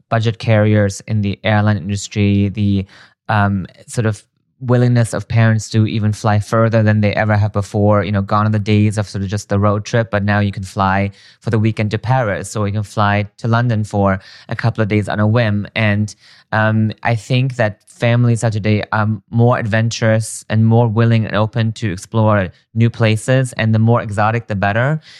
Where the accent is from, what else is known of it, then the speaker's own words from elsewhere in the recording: Germany; English is a second language; I was born and raised in Germany and I've traveled a lot throughout my childhood